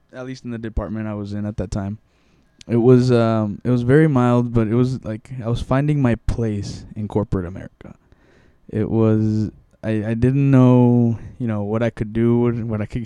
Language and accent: English; Mexico; born there; first language Spanish; English is a second language; I was born in Mexico and I always spoke Spanish at home and everything